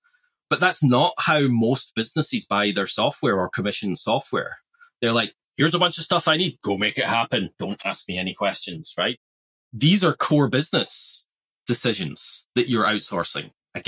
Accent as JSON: {"language": "English", "country": "Australia", "said": "we're all Australian here. We can be a bit blunt, right?"}